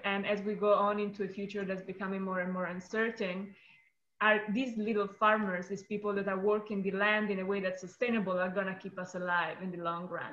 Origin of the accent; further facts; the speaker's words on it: Italy; also born or lived in upstate New York; now in United States; I am originally from Italy